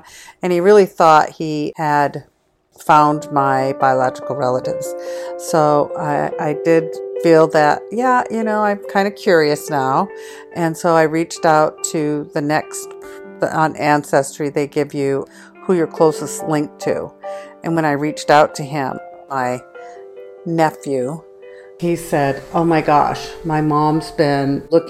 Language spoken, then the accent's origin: English; Michigan, United States; also born or lived in Traverse City, Michigan; now in Edmonds, United States; I am from Edmonds, Washington, originally born and raised in Michigan